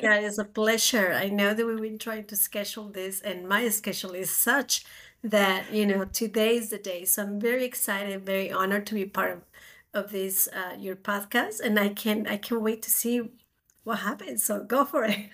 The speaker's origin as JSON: {"language": "English", "country": "Spain", "moved": "as an adult", "lives_now": "United States", "said": "I'm originally from Spain, so I came to America to do a master degree"}